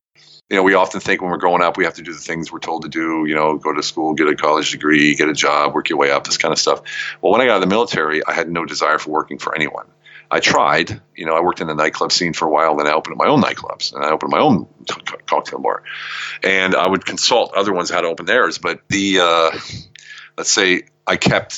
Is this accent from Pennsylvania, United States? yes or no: yes; Pennsylvania, United States; moved away as an adult; also born or lived in Germany; now in Europe; I hail from Pennsylvania, and I joined the military when I was 19 or 18. I left for Germany when I was 19